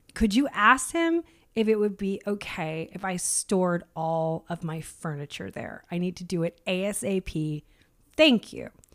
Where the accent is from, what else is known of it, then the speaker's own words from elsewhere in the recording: United States; as an American